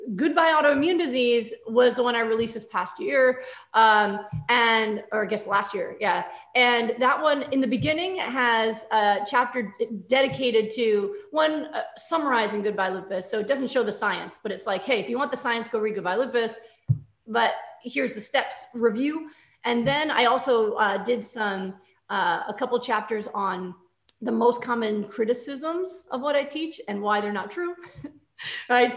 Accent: New York, United States; I'm from New York

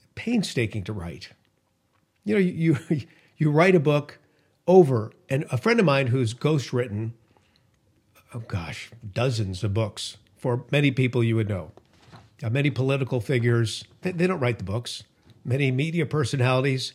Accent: California, United States; my home state of California

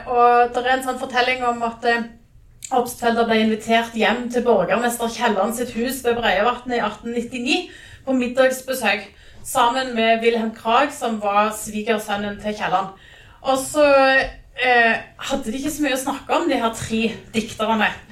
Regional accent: Jæren, Rogaland, Norway; jeg er fra Jæren

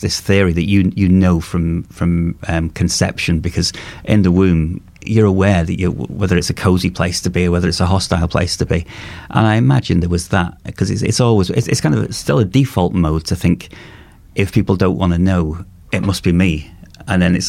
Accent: Cheshire, North West England, United Kingdom; I'm from Cheshire, and our nearest cities were like Chester and Liverpool and Manchester

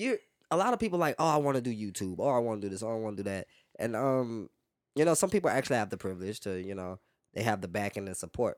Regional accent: Louisiana, United States; also born or lived in New Orleans; now in Houston, United States; growing up in Louisiana

